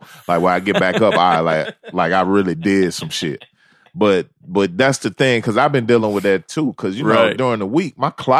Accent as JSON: {"language": "English", "region": "the South", "country": "United States", "said": "I'm from the South, man."}